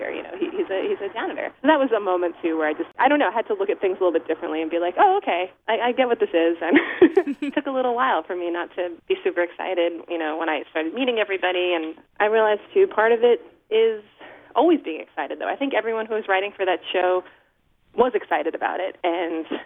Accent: Islip, New York, United States; I grew up in Islip, which is on the South Shore.

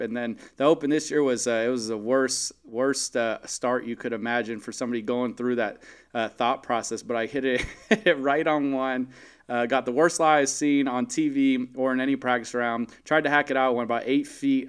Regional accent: Valencia, California, United States; my hometown, Valencia

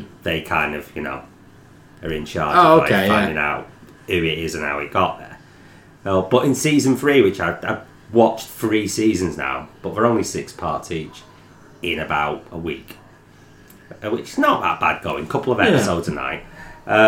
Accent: Warrington, North West England, United Kingdom; we are from Warrington.

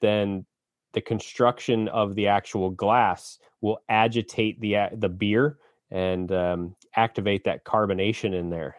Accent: Annapolis, Maryland, United States; I was born in Annapolis

